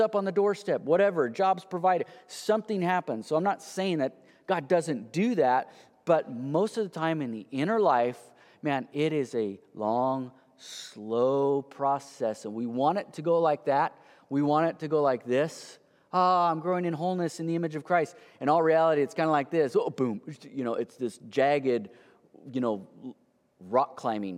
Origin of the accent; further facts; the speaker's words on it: United States; the American, you know, entrepreneurial people we are